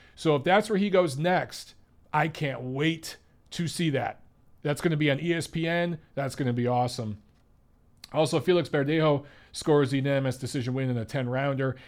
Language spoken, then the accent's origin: English; Detroit, Michigan, United States; former pro fighter out of Detroit, my hometown